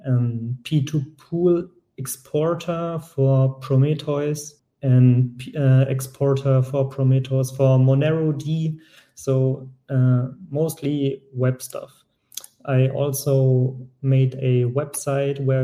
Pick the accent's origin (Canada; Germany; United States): Germany; I'm from Germany